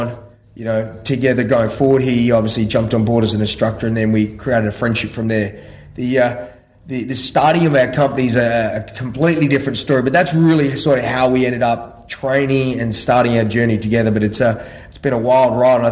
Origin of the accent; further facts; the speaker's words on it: Australia; also born or lived in Ireland; I was born in Ireland and moved over to Australia probably when I was just shy of 6 years old